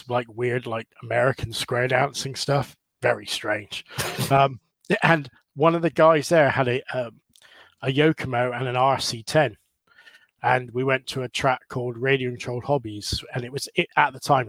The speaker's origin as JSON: {"language": "English", "town": "Bridgwater", "region": "South West England", "country": "United Kingdom", "also_born_or_lived": "California", "said": "I'm from the Southwest, a place called Bridgewater, which is right down in the sort of, between Bristol and like the bottom of Cornwall."}